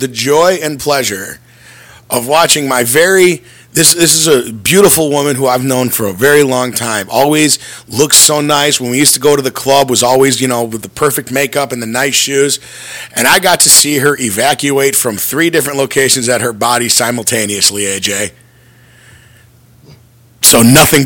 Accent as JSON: {"language": "English", "area": "North Glenview", "region": "Illinois", "country": "United States", "tie": "born or raised there", "said": "the North Glovey stop, which is where Grandpa's, which is the local Irish bar in my hometown, is"}